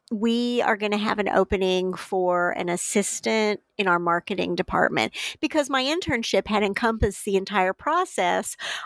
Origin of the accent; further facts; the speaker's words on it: Illinois, United States; And then I was at University of Illinois Press back in the state, my home state, as marketing director